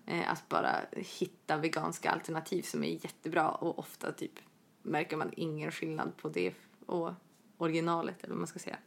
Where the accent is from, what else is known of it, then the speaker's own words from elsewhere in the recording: Norrland, Sweden; Jag är norrlänning